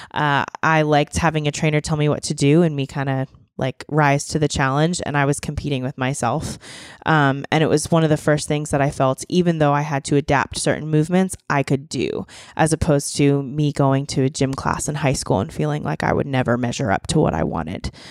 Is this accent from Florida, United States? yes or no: no; Boiling Springs, Pennsylvania, United States; moved away as an adult; now in Nashville, United States; I grew up in a small town in Pennsylvania. It's called Boiling Springs.